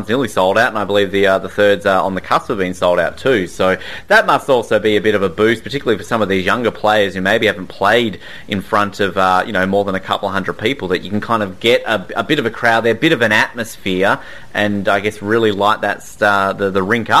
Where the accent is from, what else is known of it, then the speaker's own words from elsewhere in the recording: Australia; I am an Australian, so offering you best of luck is kind of a bit hard for me.